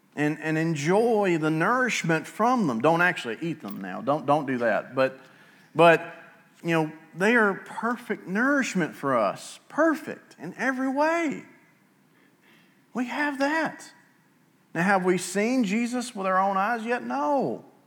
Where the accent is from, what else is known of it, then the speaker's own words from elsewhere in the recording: Altoona, Alabama, United States; also born or lived in Rainbow City, Alabama; now in Southside, United States; I grew up in Altoona, towards the western edge of Etowah County, way out in the middle of nowhere